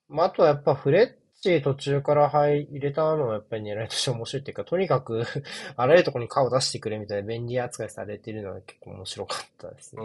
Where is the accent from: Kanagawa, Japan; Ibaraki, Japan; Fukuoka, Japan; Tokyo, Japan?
Tokyo, Japan; 僕、東京出身なんですけど